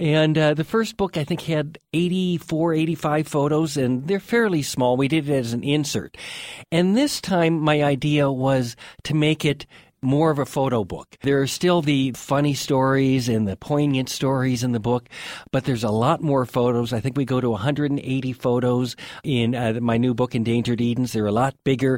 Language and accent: English; Two Harbors, Minnesota, United States; now in Montana, United States; I grew up on the north shore of Lake Superior in Minnesota, in a little town called Two Harbors